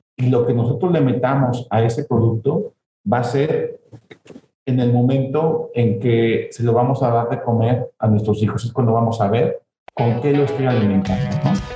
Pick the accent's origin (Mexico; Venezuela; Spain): Mexico; Celaya, Guanajuato; Nazco en Celaya, Guanajuato, soy de Ceralla, soy de Guanajuato como tal